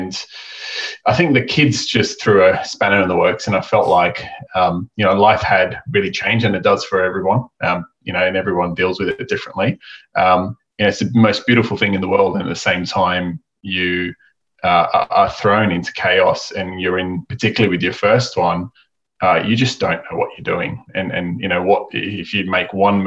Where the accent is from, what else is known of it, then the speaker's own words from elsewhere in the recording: Australia; accent: Aussie; my Aussie accent